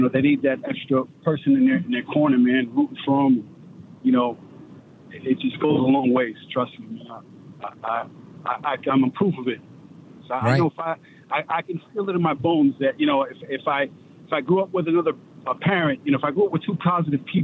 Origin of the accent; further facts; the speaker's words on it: New York City, New York, United States; now in Amsterdam, New York, United States; born and raised in Brooklyn, New York